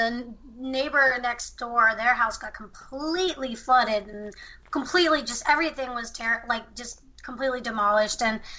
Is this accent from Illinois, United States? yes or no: no; Texas, United States; I was born in Texas too